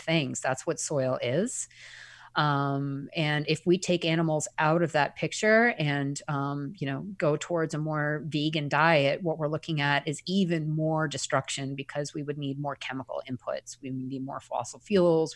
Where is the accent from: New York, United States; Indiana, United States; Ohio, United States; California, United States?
New York, United States; Eastern Long Island; I grew up on Eastern Long Island